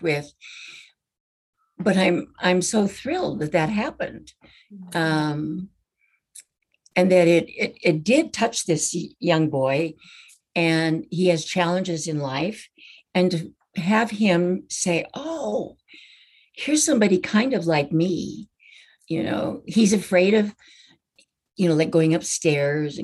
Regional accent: Washington, United States; where I grew up in Washington State

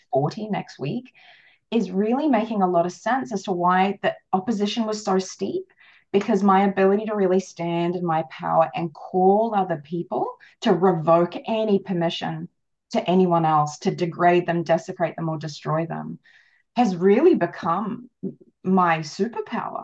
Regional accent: Australia; I am Australian

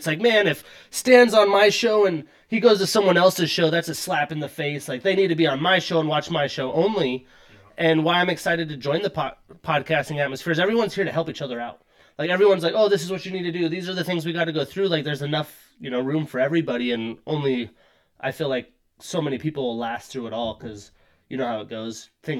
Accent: Seattle, Washington, United States; I am from Seattle. Like, I've lived here a long time. Like, as an adult, I've really only been in Seattle.

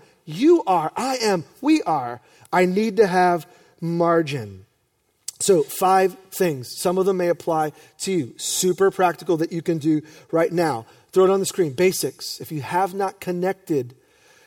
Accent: New York, United States; I'm grateful for my youth pastors, John and Nancy, growing up in New York

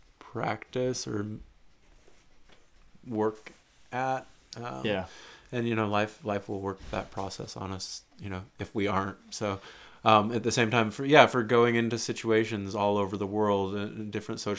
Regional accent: United States

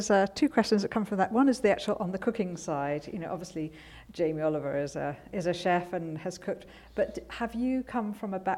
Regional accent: Edinburgh, Scotland, United Kingdom; We grew up in Edinburgh

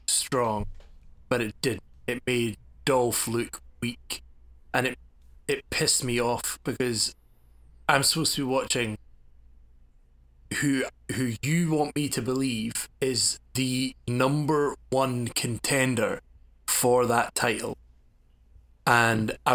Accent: Scotland, United Kingdom; As a Scot myself

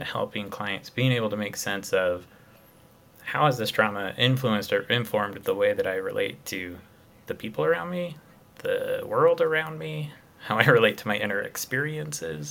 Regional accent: Utah, United States; I grew up here in Utah, grew up a lot in the outdoors

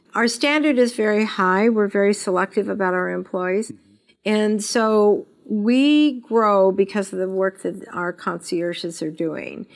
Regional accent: Las Vegas, Nevada, United States; I was born and raised in Las Vegas.

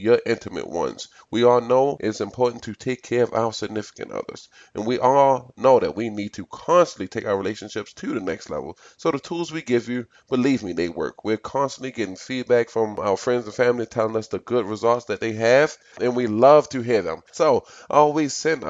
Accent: Baltimore, Maryland, United States; I grew up in Baltimore City. I've pretty much been here my entire life

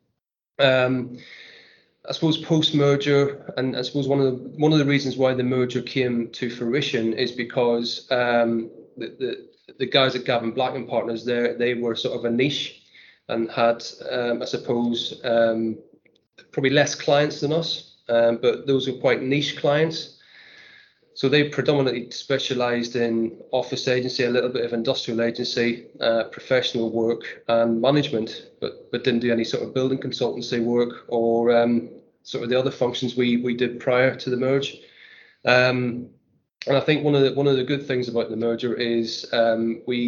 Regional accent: Northern Ireland, United Kingdom; also born or lived in Newcastle upon Tyne / London; now in North East England, United Kingdom; I'm originally from Northern Ireland

